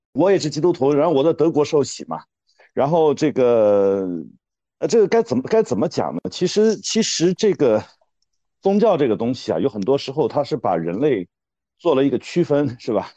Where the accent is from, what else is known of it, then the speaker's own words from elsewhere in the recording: China; 我们中国人因为本身是，实际上是，是不要谈什么信仰的